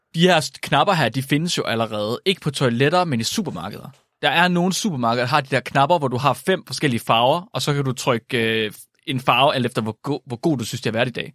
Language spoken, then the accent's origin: Danish; Jutland, Denmark; som jyde